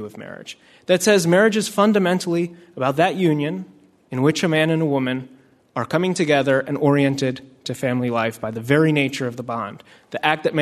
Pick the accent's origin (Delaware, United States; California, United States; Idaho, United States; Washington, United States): Delaware, United States; also born or lived in Cairo, Egypt; I grew up mostly in Delaware